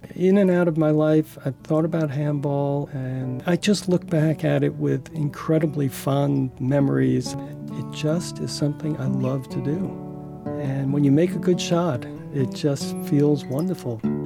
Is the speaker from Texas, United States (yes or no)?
no; New York City, New York, United States; moved away; also born or lived in Saint George, Utah; I did grow up in Brooklyn